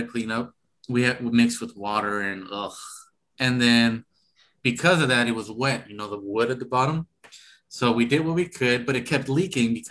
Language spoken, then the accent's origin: English; Sacramento, California, United States; I grew up in South Sac